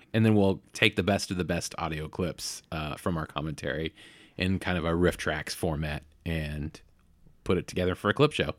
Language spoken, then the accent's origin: English; Bay Area, California, United States; I grew up in the Bay Area